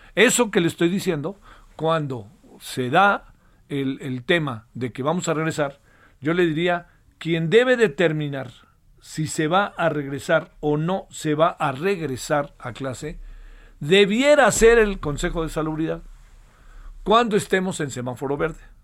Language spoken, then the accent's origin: Spanish; Mexico; Yo como mexicano tengo un signo de identidad